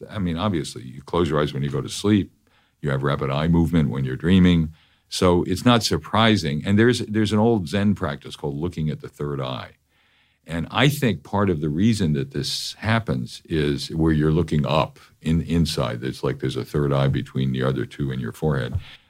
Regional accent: New York, United States; I'm a New Yorker.

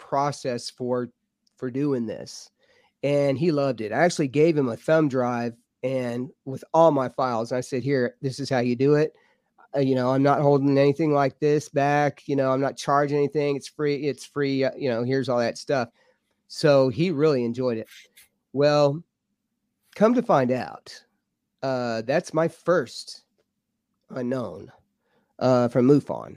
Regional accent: Lubbock, Texas, United States; now in Mineral Bluff, United States; I'm from Texas, so we don't get a whole lot of rain in Lubbock

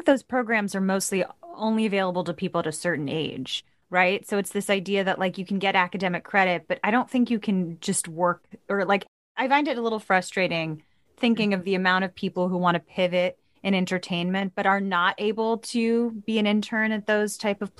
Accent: New York, United States; I grew up in New York.

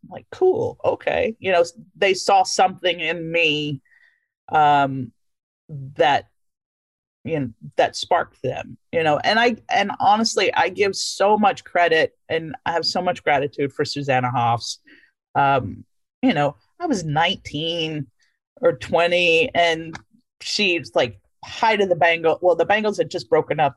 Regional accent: Louisiana, United States; moved away; I grew up in Louisiana, but I knew I was not of that place. I was from there, but not of there

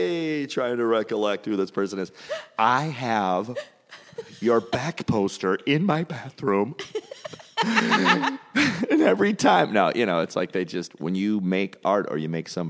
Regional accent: St. Paul, Minnesota, United States; St. Paul, Minnesota.

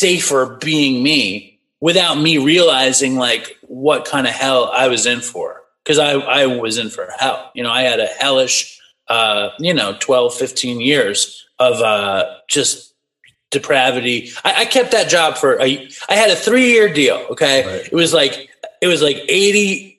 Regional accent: New York City, New York, United States; also born or lived in Los Angeles; I grew up in Manhattan, you know, and I'm 46. So I grew up in the 90s in Manhattan

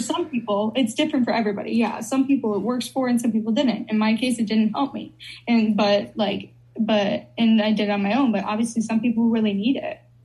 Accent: Chicago, Illinois, United States; I'm from Chicago

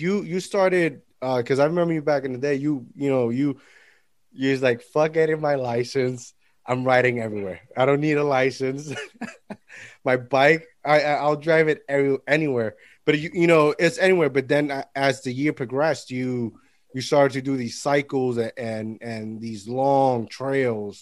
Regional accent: Puerto Rico; when I was a kid, growing up in Puerto Rico

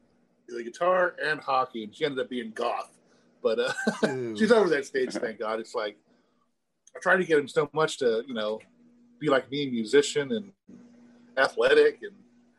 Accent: Cincinnati, Ohio, United States; Cincinnati is my hometown.

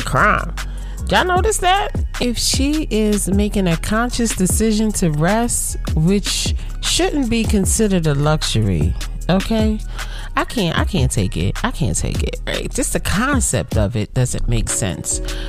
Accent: United States; I'm African American

